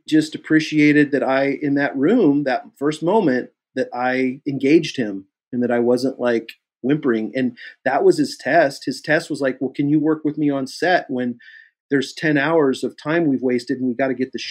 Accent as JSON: {"language": "English", "town": "Kansas City", "country": "United States", "said": "I'm from Kansas City"}